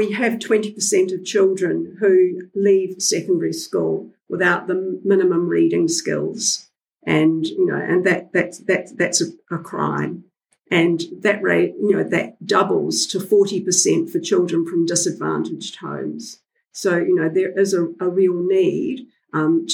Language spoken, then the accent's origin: English; New Zealand; I'm a Kiwi. My family have been in New Zealand from about the 1840s